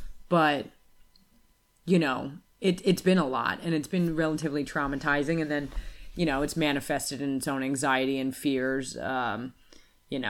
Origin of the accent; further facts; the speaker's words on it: United States; moved away as an adult; also born or lived in Australia; I'm American